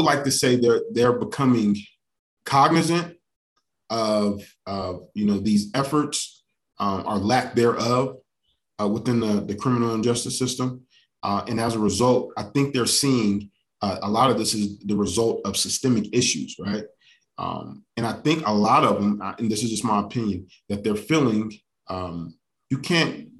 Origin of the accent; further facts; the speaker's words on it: United States; also born or lived in Colorado Springs, Colorado / New York City, New York; I grew up in Southeast Colorado Springs in New York City